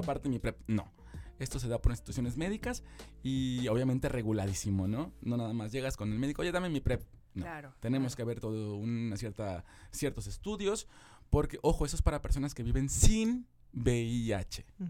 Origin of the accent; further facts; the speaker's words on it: Mexico; como mexicanos